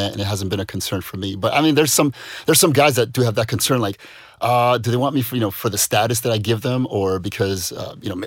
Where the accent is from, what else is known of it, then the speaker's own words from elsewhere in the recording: United States; moved away; as an American